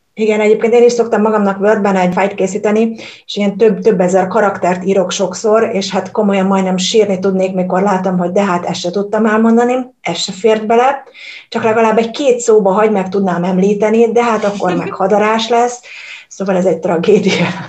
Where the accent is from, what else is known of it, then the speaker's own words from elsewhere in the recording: Hungary; now in Germany; én Magyarországról jövök, és Magyarországon tanultunk a német történelemről